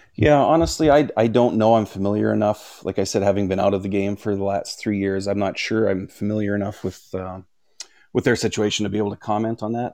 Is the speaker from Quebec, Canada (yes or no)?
no; Regina, Saskatchewan, Canada; I grew up in Canada. I grew up in Regina, Saskatchewan, right in the smack dab in the middle of the prairies.